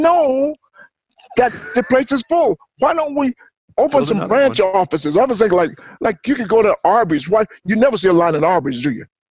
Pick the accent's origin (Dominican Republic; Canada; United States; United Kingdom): United States; the South; moved away; I'm born and raised in the South